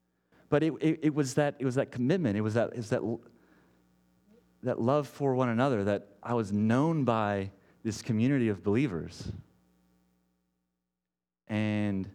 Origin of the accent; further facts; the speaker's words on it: Texas, United States; moved away as an adult; now in Portland, United States; I grew up in Texas